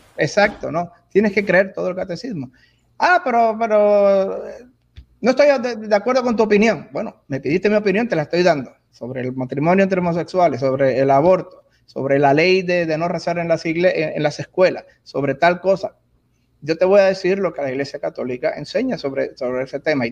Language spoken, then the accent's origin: Spanish; Puerto Rico; moved away; also born or lived in Miami / Germany / Texas; nací, me crié en Puerto Rico muchos años, entre Puerto Rico y Miami